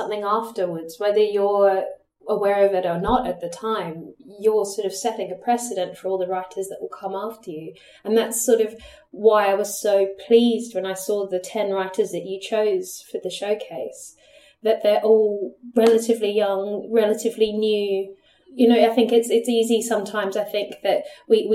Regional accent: Australia; now in United Kingdom; I'm Australian

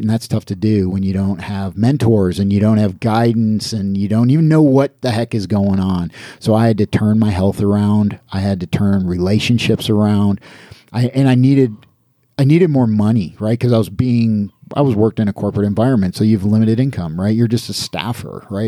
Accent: Niagara Falls, New York, United States; moved away as an adult; also born or lived in Atlanta; I grew up in Niagara Falls, New York, right on the Canadian border, on the American side

